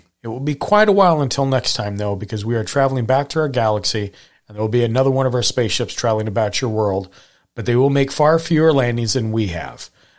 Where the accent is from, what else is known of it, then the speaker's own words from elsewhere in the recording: Montana, United States; maybe, look, I grew up in Montana.